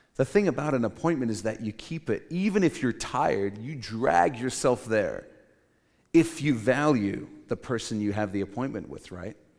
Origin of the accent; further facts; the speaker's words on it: Cape Town, Western Cape, South Africa; When I was growing up in Cape Town, South Africa, I went to this small Christian school